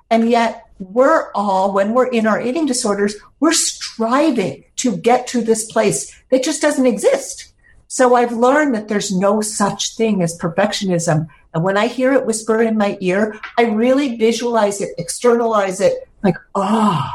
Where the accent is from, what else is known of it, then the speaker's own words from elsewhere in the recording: San Francisco, California, United States; I grew up in San Francisco